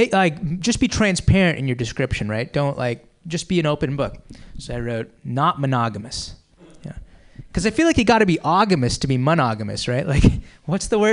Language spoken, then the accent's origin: English; Boston, Massachusetts, United States; now in San Francisco, United States; I'm from the Boston area originally